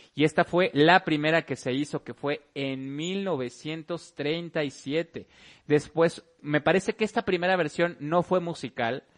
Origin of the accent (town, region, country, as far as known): Mexico